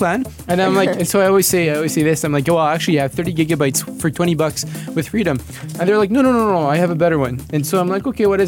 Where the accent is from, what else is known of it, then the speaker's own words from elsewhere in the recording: Corsica, France; moved away; I come from Corsica